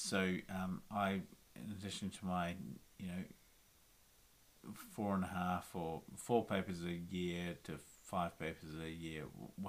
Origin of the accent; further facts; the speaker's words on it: Wellington, New Zealand; moved away as an adult; also born or lived in Auckland; I grew up in Wellington